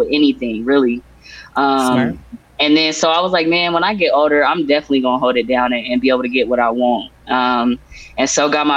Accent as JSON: {"language": "English", "town": "Portland", "region": "Oregon", "country": "United States", "tie": "born or raised there", "said": "Born and raised in Portland, the backyard of the Swoosh"}